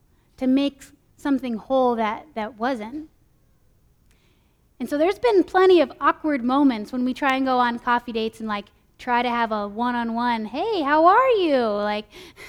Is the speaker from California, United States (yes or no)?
yes; California, United States; moved away as an adult; also born or lived in Minnesota; I moved from California to Minnesota for college